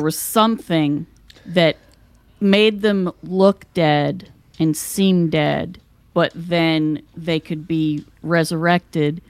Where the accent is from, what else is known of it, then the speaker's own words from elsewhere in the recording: West Virginia, United States; moved away; I came from West Virginia where everybody does things the old fashioned way.